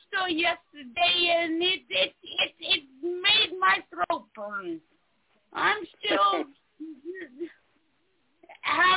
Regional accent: South Carolina, United States; moved away; I did come from South Carolina, so you know, my accent sucks

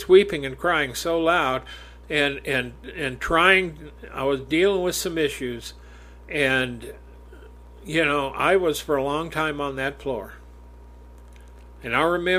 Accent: United States; I'm an American

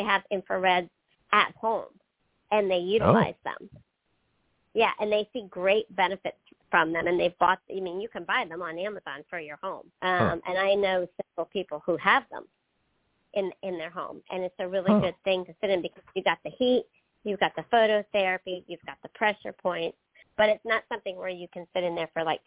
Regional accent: Pennsylvania, United States; now in the South, United States; I grew up in Pennsylvania

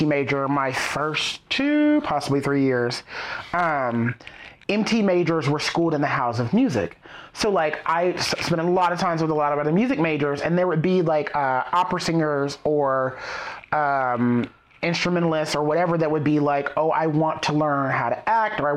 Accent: the South, United States; accent: Southern; moved away as an adult; also born or lived in Georgia; now in New York, United States; me being a Southerner, when I've had some people go, oh, you don't have an accent

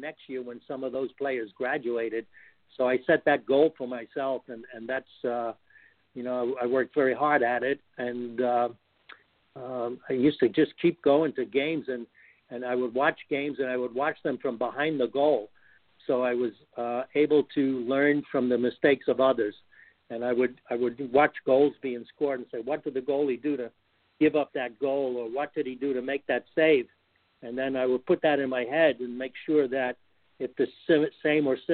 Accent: New York City, New York, United States; moved away as an adult; now in Connecticut, United States; I grew up in New York City in the Greenpoint section of Brooklyn

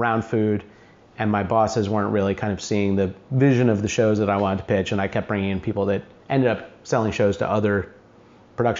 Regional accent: Greene, New York, United States; I was born in New York City, and then we moved to a small town in western New York called Greene

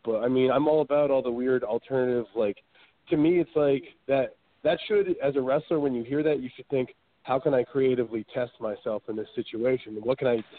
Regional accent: Connecticut, United States; I was born in Connecticut

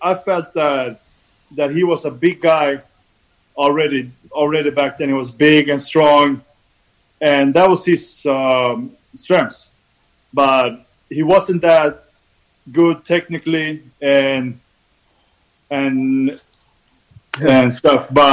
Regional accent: Sundsvall, Västernorrland County, Sweden; I'm from Sweden. I called a town called Sundsvall. A small town

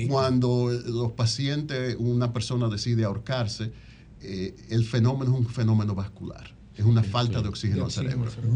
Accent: Dominican Republic; moved away as an adult; now in Washington, D.C., United States; soy dominicano, pero tengo 30 años fuera del sistema dominicano

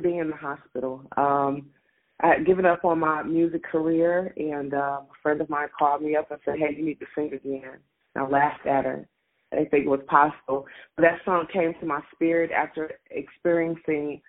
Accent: Detroit, Michigan, United States; I'm from Detroit, Michigan, born and raised

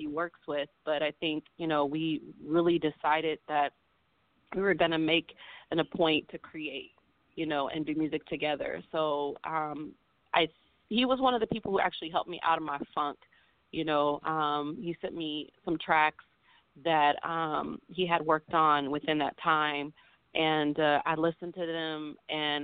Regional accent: Oakland, California, United States; my hometown

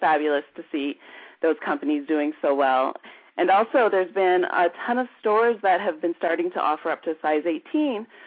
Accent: Canada; moved away; growing up in Canada during the 80s

